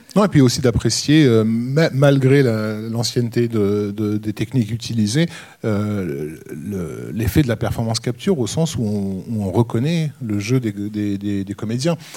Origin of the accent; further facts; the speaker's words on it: France; chez nous en France